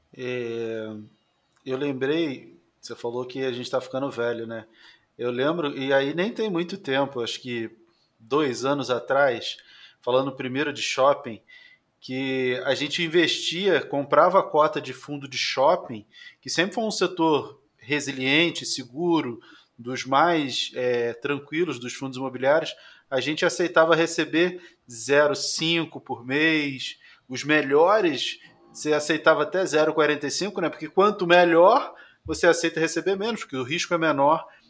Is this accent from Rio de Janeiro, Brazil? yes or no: yes; Rio de Janeiro, Brazil; moved away as an adult; now in São Paulo, Brazil; eu sou carioca, né? Eu vivi Sim. 40 anos no Rio de Janeiro e 3 anos em São Paulo